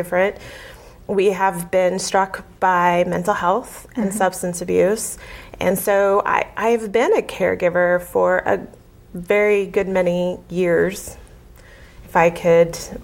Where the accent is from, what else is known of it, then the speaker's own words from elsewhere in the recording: Muskogee, Oklahoma, United States; moved away as an adult; also born or lived in Springfield, Massachusetts; I'm originally from Oklahoma